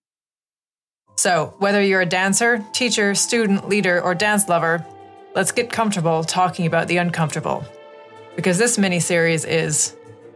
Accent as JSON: {"language": "English", "country": "Canada", "said": "in Canada where I'm from."}